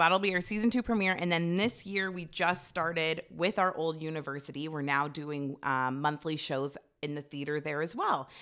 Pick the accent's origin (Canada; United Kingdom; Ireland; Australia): Canada; Toronto, Ontario; also born or lived in Ajax; I lived in Scarborough, like, near, I guess it was Toronto, but near our high school